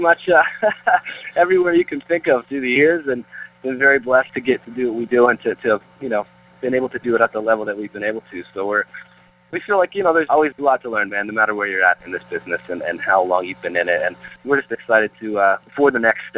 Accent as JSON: {"language": "English", "town": "Peterborough", "region": "Ontario", "country": "Canada", "tie": "born or raised there", "moved": "as an adult", "lives_now": "Nashville, United States", "said": "It'll always be my hometown and live there most of my life."}